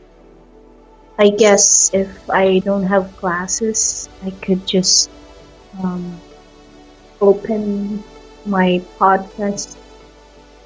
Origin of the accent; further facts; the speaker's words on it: Philippines; now in California, United States; I'm actually from the Philippines also, but I'm in California right now.